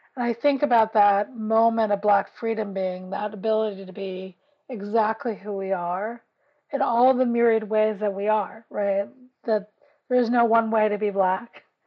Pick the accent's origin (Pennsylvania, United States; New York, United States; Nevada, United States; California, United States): New York, United States; New York City; I grew up in West Harlem